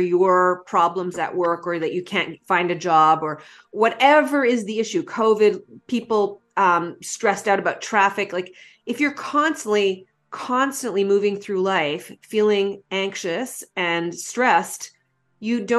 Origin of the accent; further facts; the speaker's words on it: Canada; as a Canadian